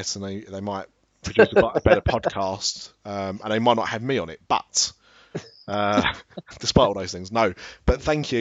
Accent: Ilford, London, United Kingdom; also born or lived in Brighton; I was born in Brighton, but I lived in Ilford and then upwards

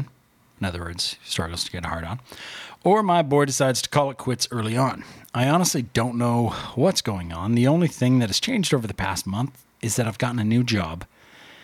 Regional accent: Canada; I'm Canadian

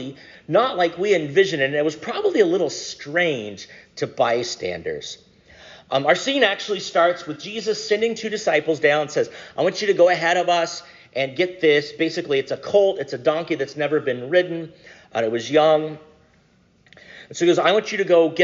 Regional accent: Cambridge City, Indiana, United States; moved away as an adult; now in Pennsylvania, United States; I grew up in Indiana. I am a Hoosier by birth

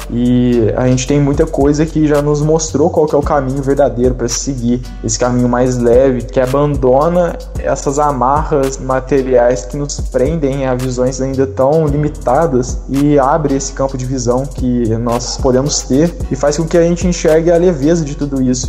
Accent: Franca, São Paulo, Brazil; also born or lived in Uberlândia; sou de Franca, tenho 18 anos, participo lá do Centro Luz e Amor

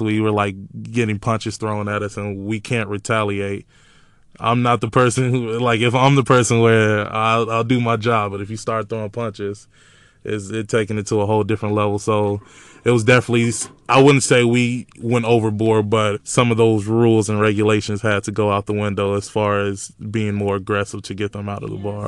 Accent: Chicago, Illinois, United States; moved away as an adult; now in Iowa City, United States; I'm from Chicago, uh, South Side. I live on ninety-second and Racine

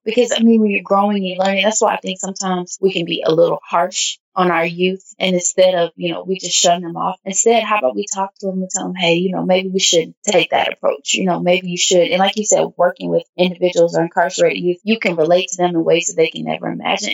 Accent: Nashville, Tennessee, United States; moved away; my hometown, to Nashville, Tennessee

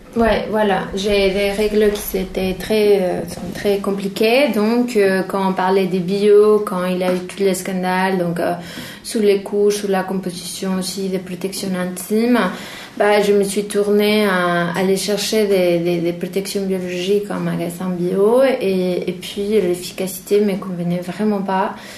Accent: Mexico; moved away; chez moi au Mexique

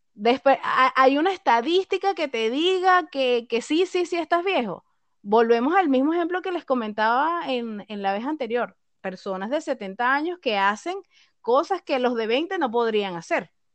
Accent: Venezuela; moved away as an adult; now in Chile; … y yo somos venezolanas, actualmente residentes en Chile

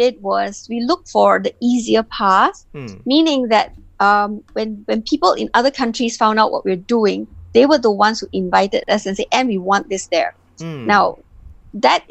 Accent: Penang, Malaysia; ever since I was really young, I grew up in Penang.

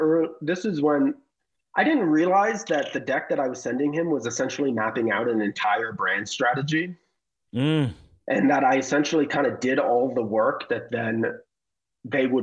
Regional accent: the Bay Area, California, United States; We're both from the Bay. We're both peninsula kids

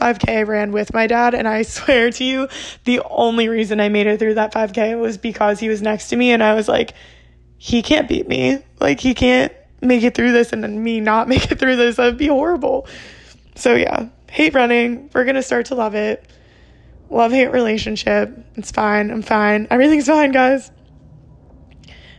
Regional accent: New Jersey, United States; also born or lived in Pennsylvania; I'm from Jersey, born and raised in Jersey

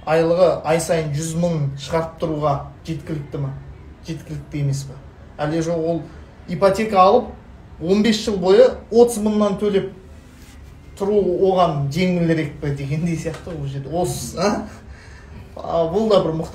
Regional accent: Satbayev, Ulytau Region, Kazakhstan; менің туған жерім мен жезқазған сәтбаевта

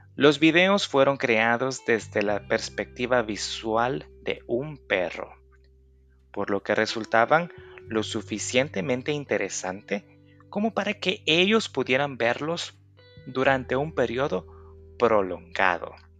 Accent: El Salvador; Yo soy de El Salvador, país del Bitcoin

